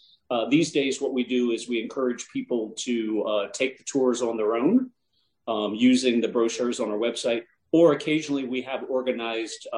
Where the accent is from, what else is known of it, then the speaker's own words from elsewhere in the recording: Ohio, United States; moved away; I'm originally from Ohio